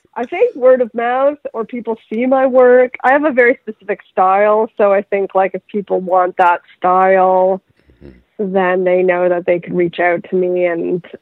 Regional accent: Vaughan, Ontario, Canada; now in Los Angeles, United States; I come from the suburbs of Toronto, Canada, Vaughan

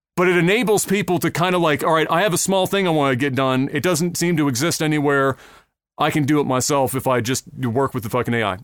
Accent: Halifax, Nova Scotia, Canada

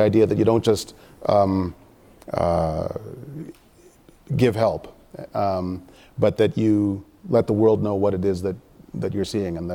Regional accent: Sarnia, Ontario, Canada; I'm from Sarnia and I liked it.

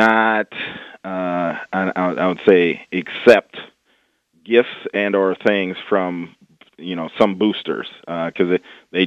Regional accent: Bettendorf, Iowa, United States; I'm a kid from the Midwest. Bettendorf, Iowa

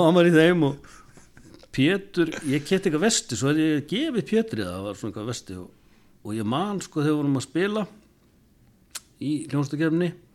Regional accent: Eastern Region, Iceland; við náttúrulega byggum austur á landi

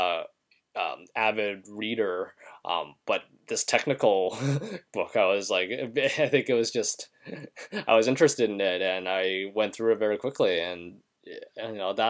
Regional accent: Canada; moved away as an adult; now in United States; I am a Canadian citizen

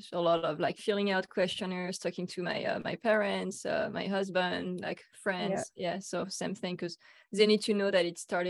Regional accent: France; I'm from France, so, you know, Europe, that's part of the world, right?

